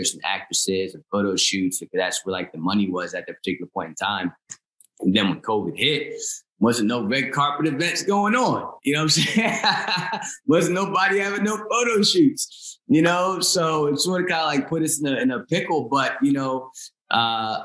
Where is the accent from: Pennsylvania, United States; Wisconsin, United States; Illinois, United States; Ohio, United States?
Pennsylvania, United States; Chester; also born or lived in Philadelphia, Pennsylvania; now in New Jersey, United States; I was born at a hospital in Chester, PA